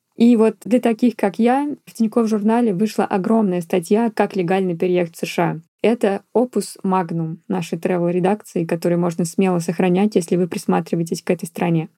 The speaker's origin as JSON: {"language": "Russian", "country": "Russia", "moved": "yes", "said": "как настоящий россиянин"}